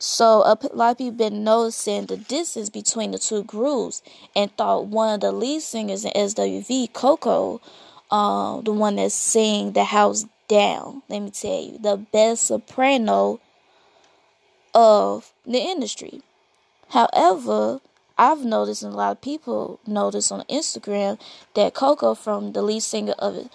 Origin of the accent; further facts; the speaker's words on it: Chicago, Illinois, United States; I'm from Chicago.